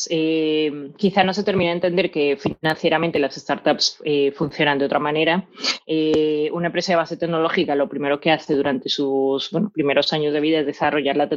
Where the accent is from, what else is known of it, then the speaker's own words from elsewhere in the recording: Colombia; also born or lived in United States; now in Spain; al ser colombiana y al estar, eh, pues bueno, pues a caballo entre Estados Unidos, entre mm, España